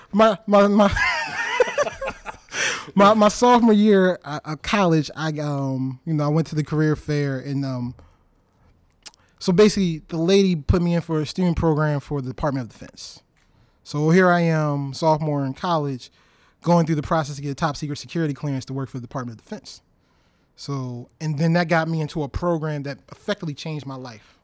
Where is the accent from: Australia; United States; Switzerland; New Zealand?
United States; Baltimore, Maryland; I'm originally from Baltimore. uh, city